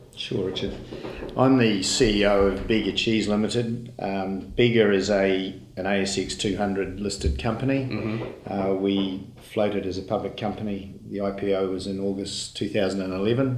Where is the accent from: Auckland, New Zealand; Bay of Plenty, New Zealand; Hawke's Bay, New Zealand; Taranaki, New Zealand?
Auckland, New Zealand; I was born in Auckland.